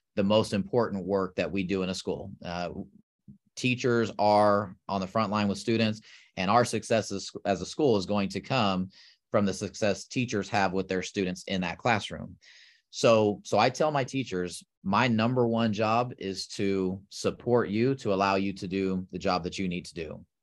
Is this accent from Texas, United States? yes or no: yes; South Texas, United States; moved away as an adult; now in Oklahoma, United States; I grew up in Texas, uh, actually South Texas